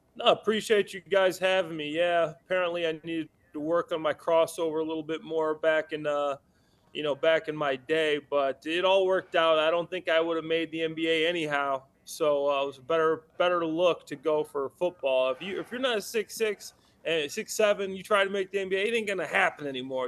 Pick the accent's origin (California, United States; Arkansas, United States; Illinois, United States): Illinois, United States; Chicago; I'm from Chicago, I'm in Chicago right now